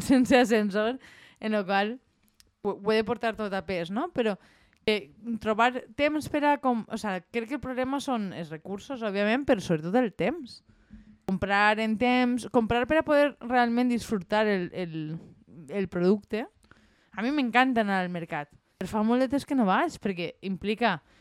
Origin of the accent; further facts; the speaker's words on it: La Marina, Valencian Community, Spain; som de la Marina